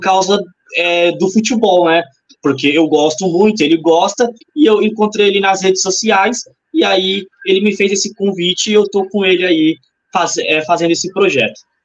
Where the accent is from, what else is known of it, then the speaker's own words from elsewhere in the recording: São Paulo, Brazil; eu também sou de São Paulo, moro em Guaianazes